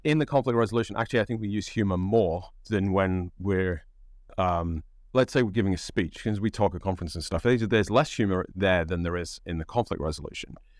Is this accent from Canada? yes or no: no; United Kingdom; accent: British English; now in United States; because I'm an immigrant to the United States, I don't count because I'm British